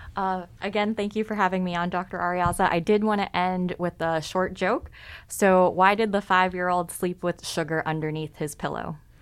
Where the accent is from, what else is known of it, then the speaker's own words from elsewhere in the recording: California, United States; I'm also from California